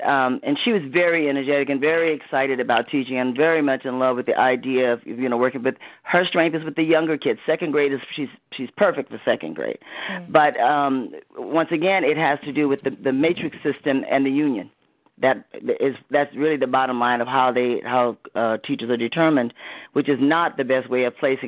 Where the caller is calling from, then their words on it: Los Angeles, California, United States; I'm from Los Angeles.